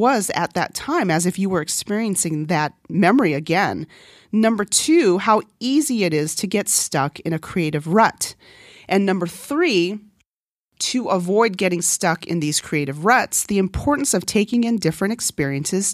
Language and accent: English; Northern Mariana Islands; first language Korean; English is a second language; moved away; also born or lived in California; coming from a small island, though, because even though it's a U.S. territory and English is a common language